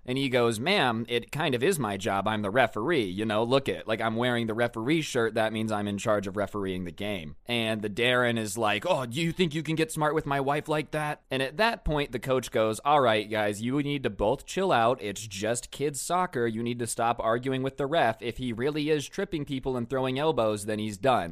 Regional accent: United States; I'm American

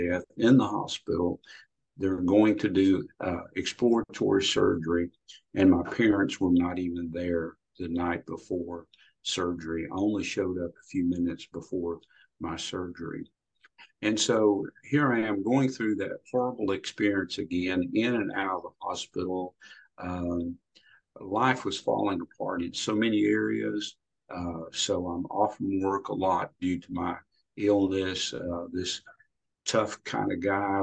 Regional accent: Louisiana, United States; I grew up in Louisiana in a very rural area

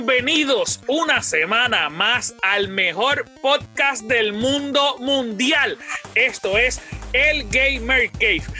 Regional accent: Puerto Rico; Yo soy puertorriqueño, estoy orgulloso de ser puertorriqueño.

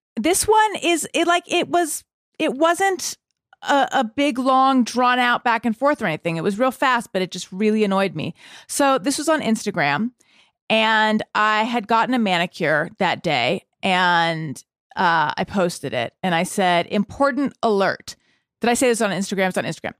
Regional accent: Orange County, California, United States; I grew up in Orange County, California

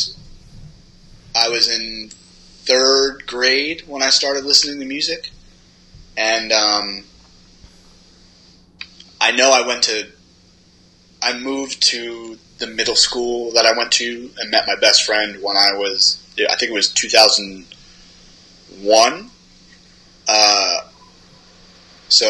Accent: Long Island, New York, United States; moved away; born and raised in Long Island

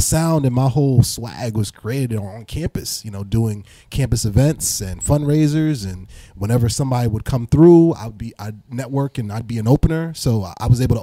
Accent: East Orange, New Jersey, United States; also born or lived in Nigeria (family) / Pennsylvania (college); I grew up in Jersey, East Orange, Newark area, 973, 908, all that good stuff

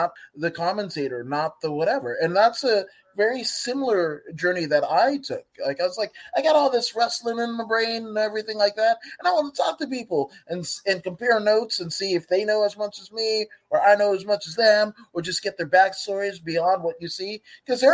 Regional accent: Inglewood, California, United States; I grew up in Inglewood, California

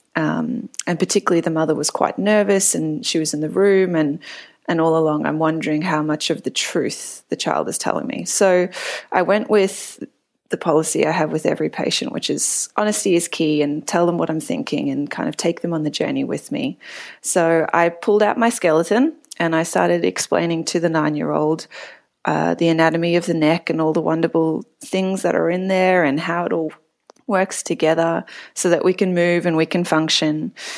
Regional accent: Melbourne, Victoria, Australia; moved away as an adult; also born or lived in Cape Town, South Africa; now in San Francisco, United States; I'm from Melbourne, originally born actually in Cape Town, South Africa, and San Francisco is my second immigration

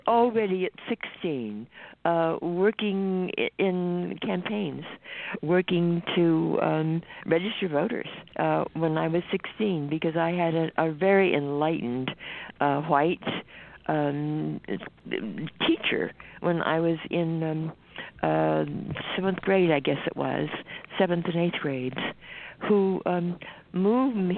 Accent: California, United States; also born or lived in the South; I grew up at a time in California when there really weren't enough of us on the West Coast

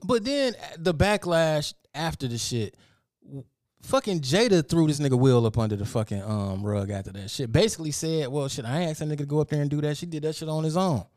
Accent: Detroit, Michigan, United States; I'm from Detroit, Michigan

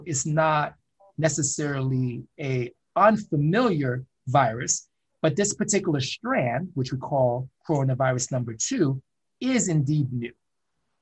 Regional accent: New York City, New York, United States; also born or lived in Fort Lauderdale / Miami; I was born in Brooklyn, New York

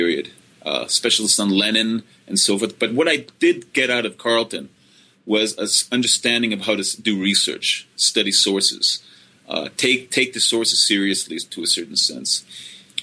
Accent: Finland; now in South Dakota, United States; I was born in Finland, and I grew up in Finland

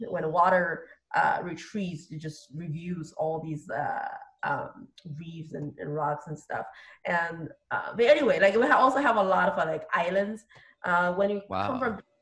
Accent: Dalian, Liaoning, China; English is a second language; moved away; My hometown is a city called Dalian.

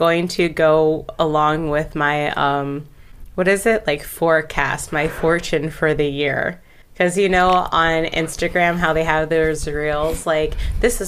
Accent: Baltimore, Maryland, United States; We're three sisters from the Baltimore, Maryland area

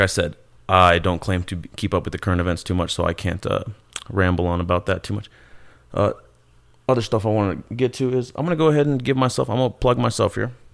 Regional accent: Kansas City, Missouri, United States; moved away as an adult; also born or lived in Ciudad Juarez, Chihuahua, Mexico; now in Colorado, United States; I was raised in Kansas City, uh, and now I'm living in Colorado

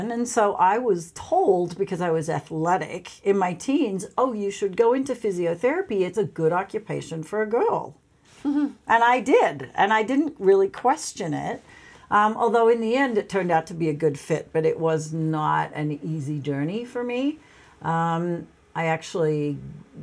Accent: Sydney, New South Wales, Australia; moved away; I grew up in Australia. I grew up in Sydney, Australia.

